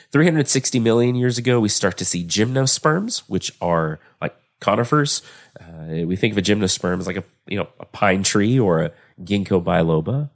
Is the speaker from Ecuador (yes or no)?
no; Texas, United States; I'm from Texas